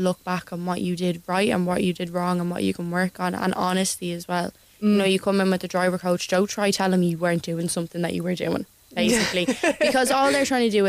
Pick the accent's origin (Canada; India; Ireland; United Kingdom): Ireland; as an Irish person